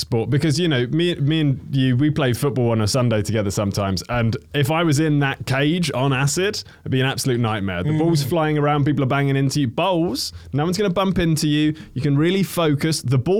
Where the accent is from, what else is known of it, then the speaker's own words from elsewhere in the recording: Crawley, South East England, United Kingdom; I'm from Crawley Town.